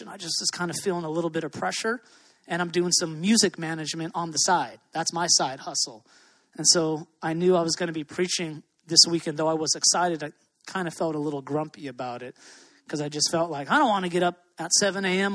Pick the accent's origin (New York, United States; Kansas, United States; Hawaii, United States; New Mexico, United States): Hawaii, United States; moved away; I love living here. I'm from Hawaii, I'm a local boy